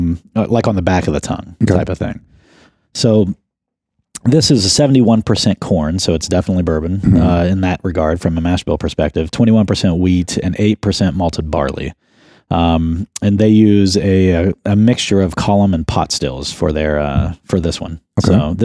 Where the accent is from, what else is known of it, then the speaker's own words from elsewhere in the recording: West Virginia, United States; I'm from West Virginia.